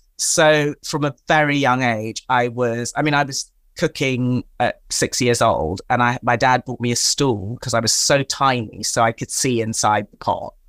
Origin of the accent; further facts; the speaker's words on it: Tanzania; I am of African or-, origin, I'm from Tanzania in East Africa